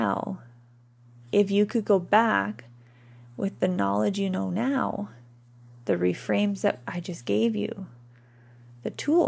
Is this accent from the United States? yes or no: no; Canada; we're Canadian